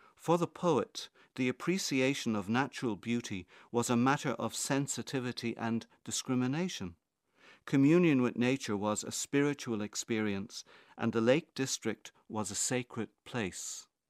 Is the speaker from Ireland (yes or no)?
yes; Dublin, Leinster, Ireland; I grew up in Crumlin, a few miles from the Hellfire Club